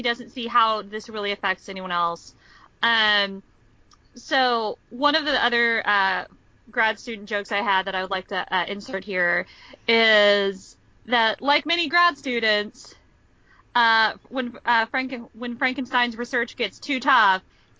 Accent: Texas, United States; I'm from Texas

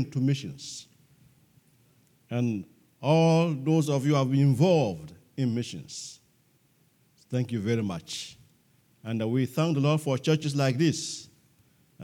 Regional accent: Togo; We are from Togo, West Africa, and we are missionaries to our own people in Togo, West Africa

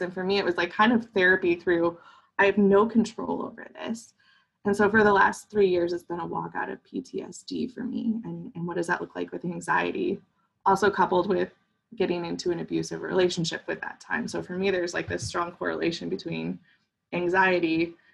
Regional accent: Midwest, United States; I grew up in the Midwest and in the 90s, and we don't do feelings here

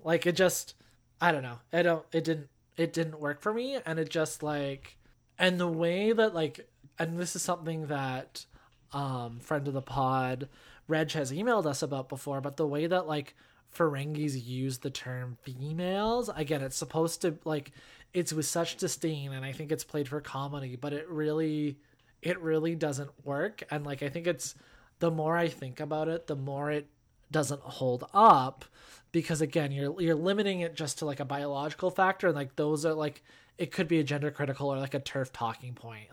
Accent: Canada; being Canadian

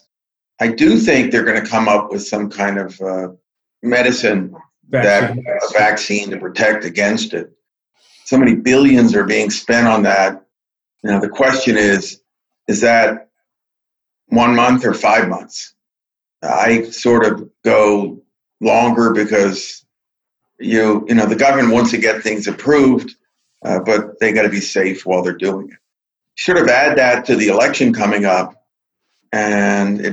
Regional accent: Silver Spring, Maryland, United States; I grew up in Silver Spring next to the old Indian Spring Country Club that became the Beltway

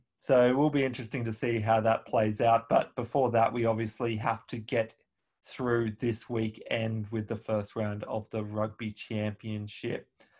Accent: Australia; now in Auckland, New Zealand; as an Australian in Auckland

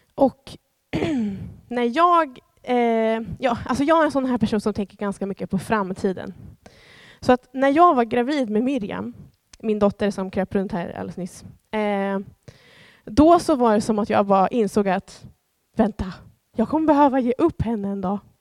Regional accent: Sweden; Jag är svensk medborgare

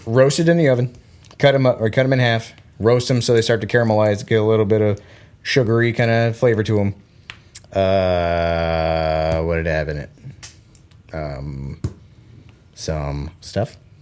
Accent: Florida, United States; born or raised there; moved away; also born or lived in Belgium

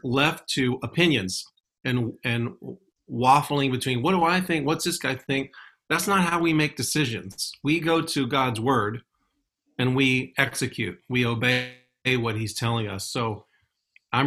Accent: Houston, Texas, United States; The place where I grew up in Houston

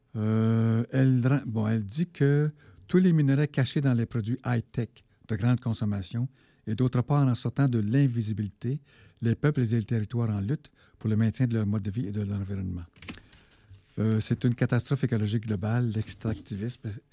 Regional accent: Abitibi, Quebec, Canada; je viens de, de l'Abitibi

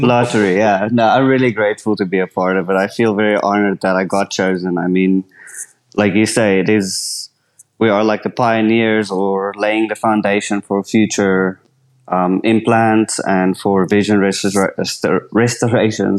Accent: South Africa; I'm from South Africa

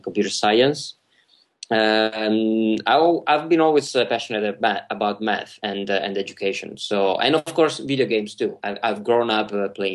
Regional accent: Italy; now in Amsterdam, Netherlands; I'm from Italy, and you can easily tell from my name, too

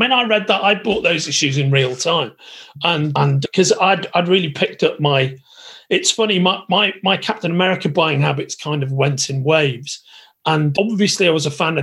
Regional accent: Merseyside, North West England, United Kingdom; I'm an Englishman from Merseyside

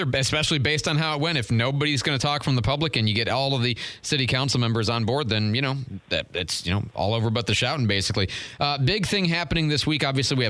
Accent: Midwest, United States; now in Florida, United States; I come from the Midwest

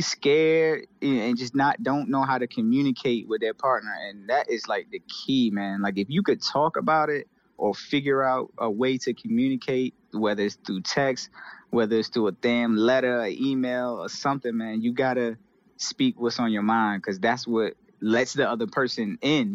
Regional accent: Portsmouth, Virginia, United States; I'm from Portsmouth, Seven Cities

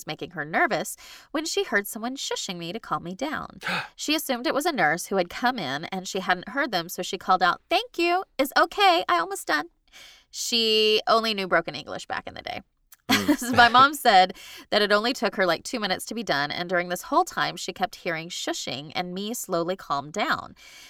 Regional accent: Dallas, Texas, United States; born there; So I was born in Parkland. The old one. Second one. The one before the new one that's shaped weird. And everybody in Dallas knows that.

